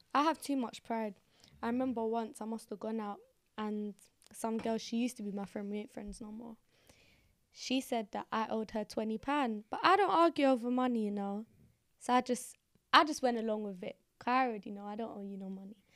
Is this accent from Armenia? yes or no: no; London, United Kingdom; I'm from the Hackney. I'm from Hackney